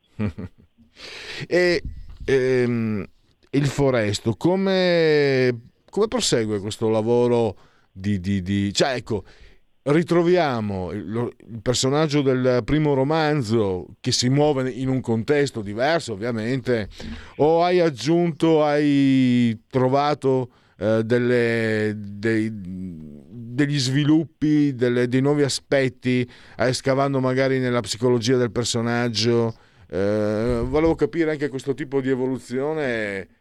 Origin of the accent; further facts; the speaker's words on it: Italy; moved away; vengo Friuli Veneto